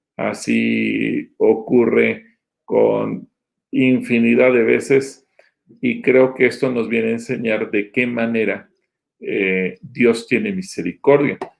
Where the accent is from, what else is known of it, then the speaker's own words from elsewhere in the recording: Mexico; como mexicanos no judíos